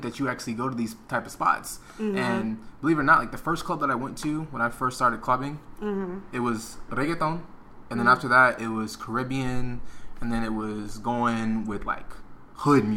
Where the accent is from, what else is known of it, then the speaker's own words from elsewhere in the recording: Florida, United States; I'm from Florida